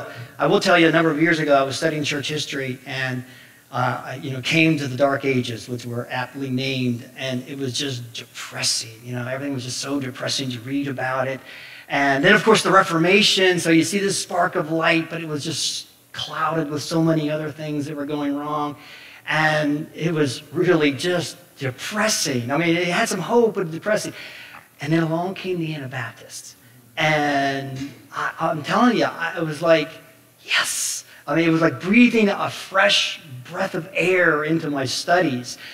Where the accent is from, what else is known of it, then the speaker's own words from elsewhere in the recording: Somerset, Pennsylvania, United States; I come from Somerset, Pennsylvania